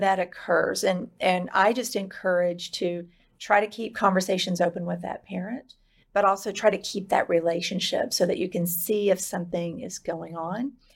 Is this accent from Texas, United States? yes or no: yes; Dallas, Texas, United States; I was born in West Texas and raised in the Dallas area